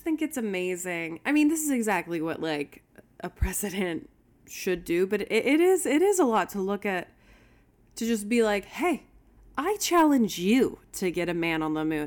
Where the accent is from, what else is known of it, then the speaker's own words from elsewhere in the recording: Houston, Texas, United States; I grew up in Houston